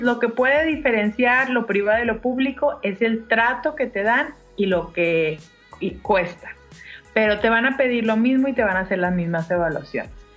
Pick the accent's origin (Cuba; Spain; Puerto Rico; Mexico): Mexico